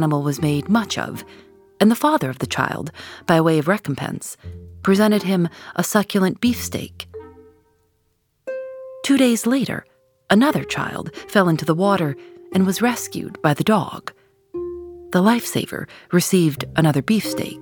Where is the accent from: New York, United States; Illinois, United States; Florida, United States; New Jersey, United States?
Illinois, United States; Chicago; When I was growing up in Chicago